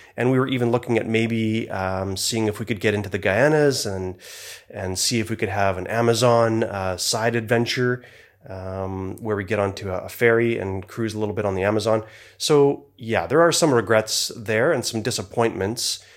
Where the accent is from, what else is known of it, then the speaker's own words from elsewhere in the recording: Canada; I am from Canada